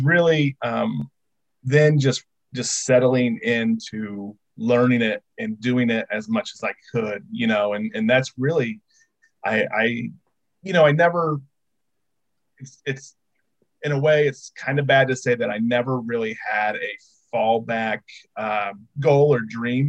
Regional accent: Indiana, United States; born and raised in Indiana

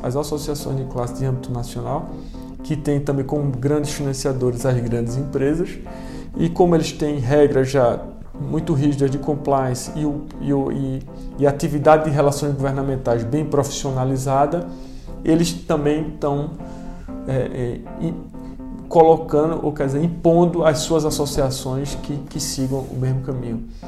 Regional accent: Pernambuco, Brazil; moved away as an adult; now in Brasília, Brazil; eu, eu sou pernambucano, estou aqui desde 2015

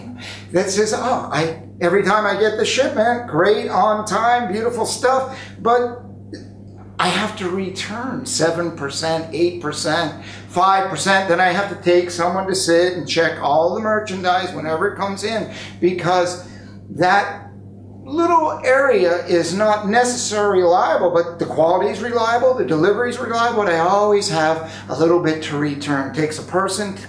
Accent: United States; I have grown up as an American, lived in America

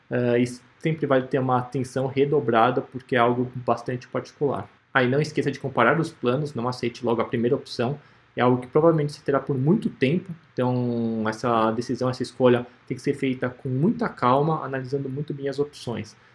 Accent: São Paulo, Brazil; A Globo, eu sou de São Paulo.

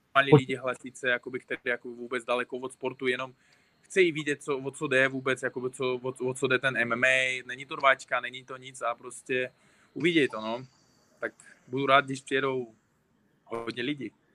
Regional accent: Uzbekistan; Czech is a second language; also born or lived in Tajikistan; now in Czech Republic; já jsem narodil se v Tadžikistánu, ale z třech let bydlím v Uzbekistánu. Ale říkám, se Uzbek, ale český Uzbek už

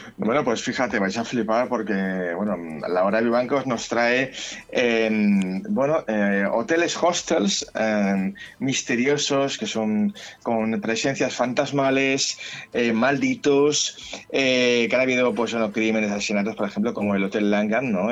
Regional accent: Catalonia, Spain; como catalán que soy

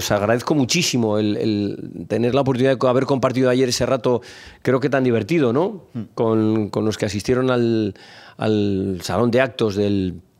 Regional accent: Logroño, La Rioja, Spain; moved away; also born or lived in Zaragoza / Madrid; me nacieron en Logroño. bueno, yo soy de Zaragoza, de Logroño, soy de muchos sitios, sí. Bueno, pues soy de Logroño, una tierra vecina y amiga de, de, y de La Rioja, de Aragón.

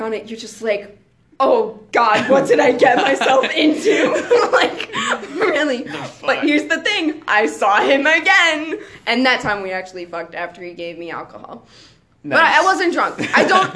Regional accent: Cleveland, Ohio, United States; I'm from Cleveland

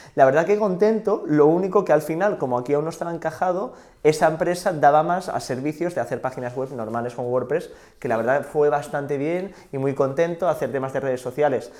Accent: Sant Sadurní d'Anoia, Catalonia, Spain; yo soy de San Saorni

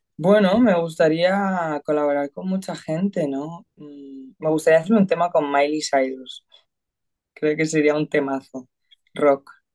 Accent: Madrid, Community of Madrid, Spain; yo soy de Madrid

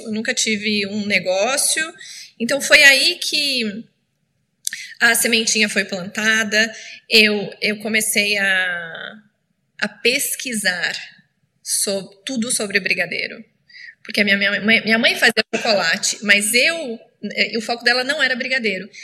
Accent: Itapeva, São Paulo, Brazil; moved away as an adult; now in San Francisco, United States; Eu cresci ajudando minha mãe a fazer chocolate lá na minha cidade, Tapeva

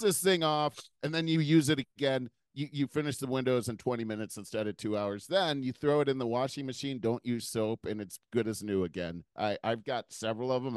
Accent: United States; as an American

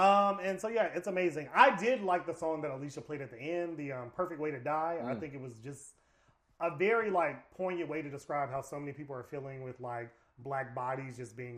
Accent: the South, United States; I'm a nigga from down south.

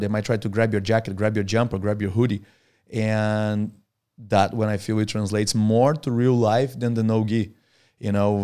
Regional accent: Brazil; moved away as an adult; now in Australia; I was born in Brazil and I lived in Brazil until I was twenty-one. Then I moved to Australia

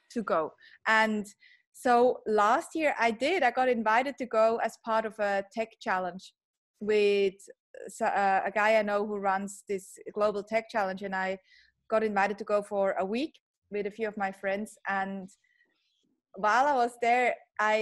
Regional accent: Switzerland; moved away as an adult; now in Australia; a Swiss born Aussie now. I grew up in Switzerland and have been in Australia for 15 years, still have an accent

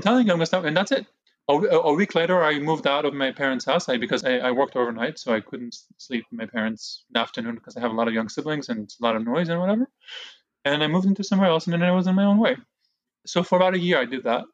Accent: Jerusalem, Jerusalem District, Israel; also born or lived in Brooklyn, New York, United States; now in United States; my parents moved me to Israel with themselves and my two older brothers. And that's where I, Jerusalem. That's where I grew up.

